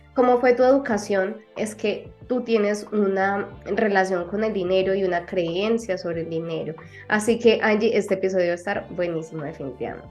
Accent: Colombia; … de Colombia

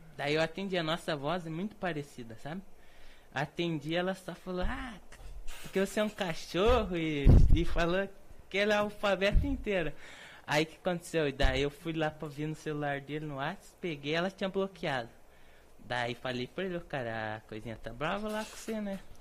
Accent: Fazenda Rio Grande, Paraná, Brazil; also born or lived in Curitiba; nós nascemos em Curitiba, mas sempre moramos na fazenda

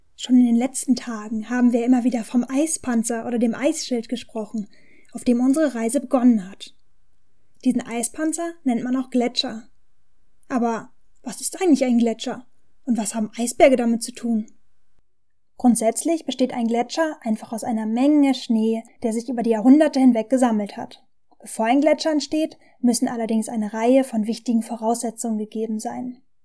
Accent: Germany; bei uns in Deutschland

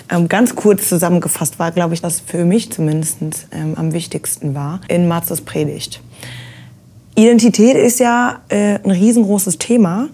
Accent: Ruhr area, North Rhine-Westphalia, Germany; wo ich herkomme, so ja. dieses Ruhrgebietsding

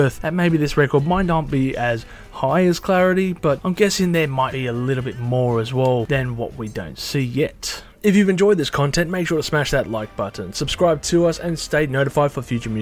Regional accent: Australia

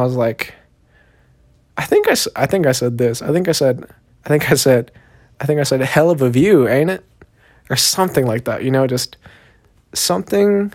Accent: Austin, Texas, United States; born or raised there; accent: southern; also born or lived in Long Beach, California / Korea; now in South Korea

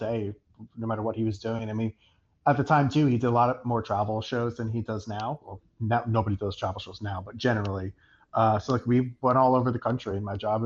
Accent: United States; being an American

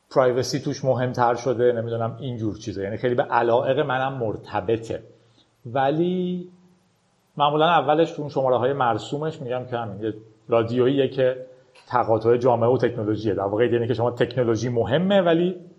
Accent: Iran; با اینترنت در ایران بزرگ شدیم

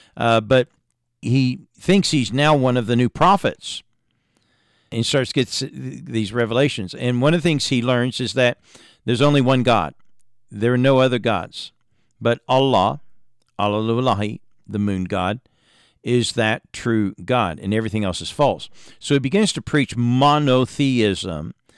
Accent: Indiana, United States; I was born in Indiana into a preacher's home

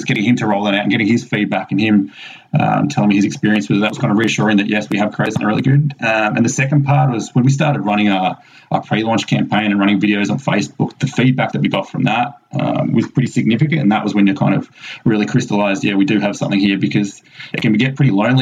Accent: Melbourne, Victoria, Australia; also born or lived in England; now in Texas, United States; I grew up in Melbourne, Australia, so right down the bottom of Australia

